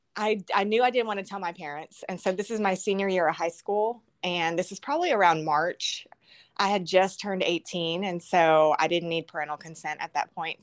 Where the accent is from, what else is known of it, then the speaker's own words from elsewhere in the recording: College Station, Texas, United States; I'm from College Station, Texas